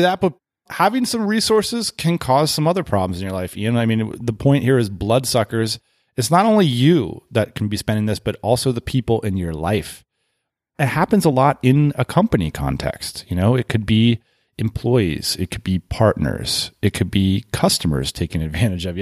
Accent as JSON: {"language": "English", "country": "United States", "said": "as an American"}